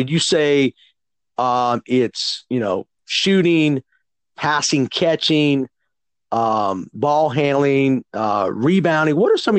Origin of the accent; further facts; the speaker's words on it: San Jose, California, United States; I grew up in San Jose, California. That's where I'm from, and that's where Mitty is. Actually, I live near the school there